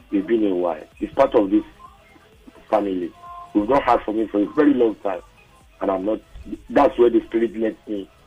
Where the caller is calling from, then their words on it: Ibafo, Ogun State, Nigeria; I'm calling from Ibafo.